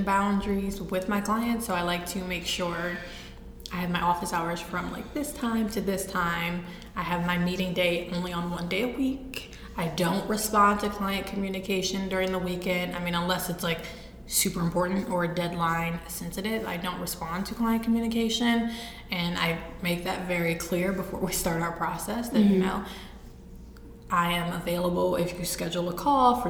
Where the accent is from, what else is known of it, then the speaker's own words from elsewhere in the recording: East Cleveland, Ohio, United States; pre-adoption, I'm from East Cleveland. I was born in East Cleveland to my biological mother